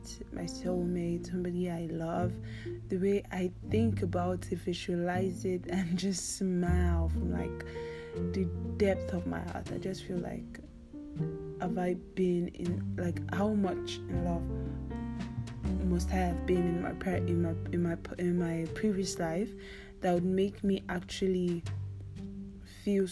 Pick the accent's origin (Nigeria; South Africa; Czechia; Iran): Nigeria; I'm a Nigerian weirdo